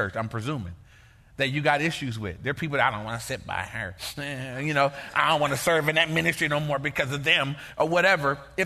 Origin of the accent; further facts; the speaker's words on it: Inglewood, California, United States; I grew up in Inglewood.